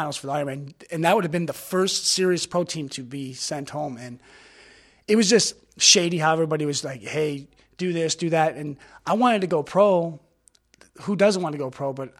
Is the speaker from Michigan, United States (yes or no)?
yes; Detroit, Michigan, United States; I'm from Detroit.